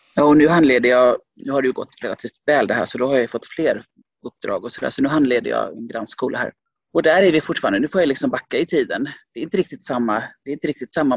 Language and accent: Swedish; Gothenburg, Västra Götaland, Sweden; also born or lived in Finland; jag är från Lövgärdet i Göteborg